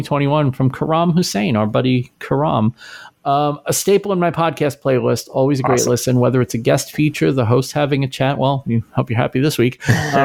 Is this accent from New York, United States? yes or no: yes; New York City, New York, United States; I grew up in New York. I've told this a million times, but I grew up in New York City